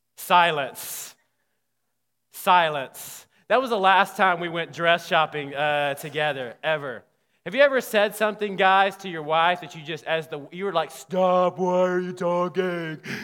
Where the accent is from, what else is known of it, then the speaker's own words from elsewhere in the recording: Alabama, United States; now in Texas, United States; growing up in Alabama